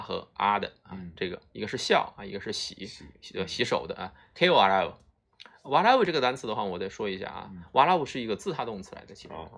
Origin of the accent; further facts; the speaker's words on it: China; 我们中国人